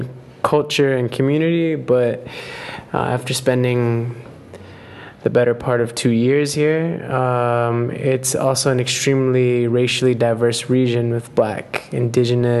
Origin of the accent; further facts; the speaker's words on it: United States; moved away; I was raised in the United States